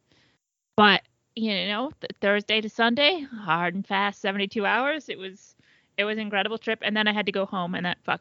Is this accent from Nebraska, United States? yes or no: no; Indiana, United States; born or raised there